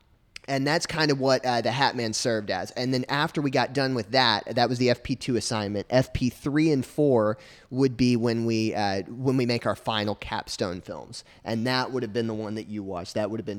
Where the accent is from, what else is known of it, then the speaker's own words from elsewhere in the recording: Arkansas, United States; I grew up in Arkansas, and I always sort of was passionate about telling stories.